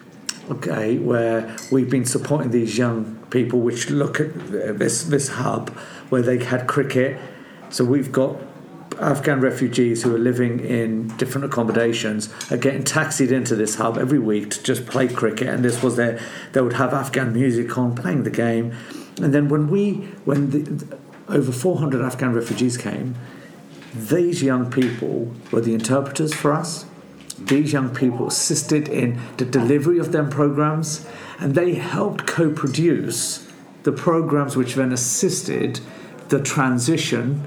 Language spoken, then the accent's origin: English; Luton, East of England, United Kingdom; I grew up in Tintown, which is a part of Luton where there was quite a lot of racism